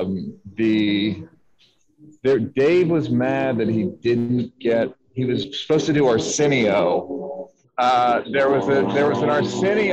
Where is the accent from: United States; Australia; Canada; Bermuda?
United States; Philadelphia, Pennsylvania; I'm from Philadelphia